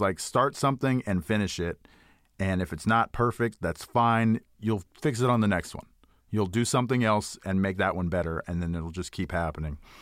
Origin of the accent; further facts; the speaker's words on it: Houston, Texas, United States; I grew up in Houston, Texas